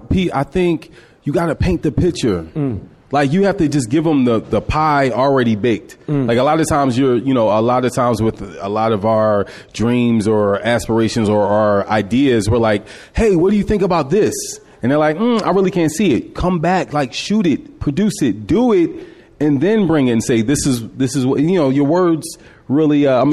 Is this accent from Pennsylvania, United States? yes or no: yes; Philadelphia, Pennsylvania, United States; Germantown, Walnut Lane and Magnolia.